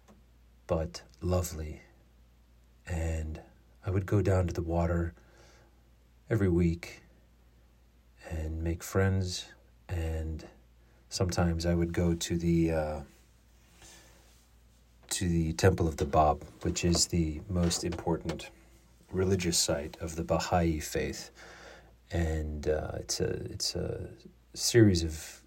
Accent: United States; accent: American; my American accent

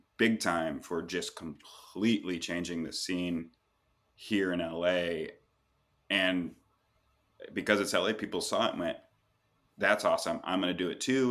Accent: Pacific Northwest, United States; moved away as an adult; now in Los Angeles, United States; I'm from the Pacific Northwest, and Seattle and Portland have these long, storied coffee histories and pretty big coffee egos. And that's what I, I grew up

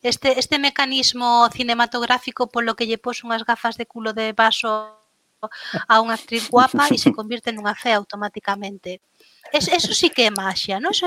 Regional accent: Lugo, Galicia, Spain; como boa luguesa pois na, na aldea

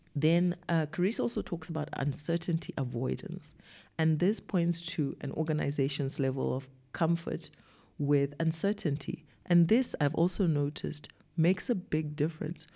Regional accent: Zimbabwe; moved away as an adult; now in South Africa; I wasn't born and raised in South Africa. I came to South Africa as a young adult and then I grew up here. But where I grew up, which was in Zimbabwe

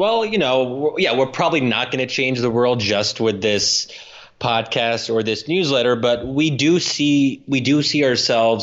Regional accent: United States; my own upbringing as an American

